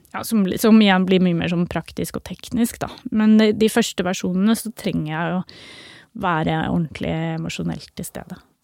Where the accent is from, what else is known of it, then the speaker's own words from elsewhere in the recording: Oslo, Norway; Jeg har uh, vokst opp eh, midt i byen, eh, på Bislett. Midt mellom øst og vest i Oslo